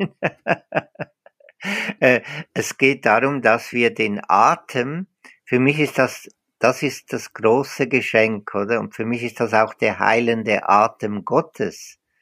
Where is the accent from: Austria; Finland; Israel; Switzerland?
Switzerland; accent: Swiss Standard German; moved away as an adult; now in Osnabrück, Germany; an meinem äh, Schweizer Hochdeutsch, ich bin, ich bin Schweizer.